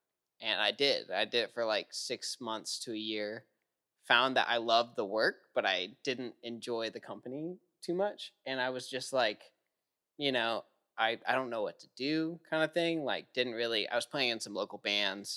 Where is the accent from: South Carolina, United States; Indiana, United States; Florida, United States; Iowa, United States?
Florida, United States; Jacksonville; also born or lived in Nashville / Colorado; Moved to Jacksonville after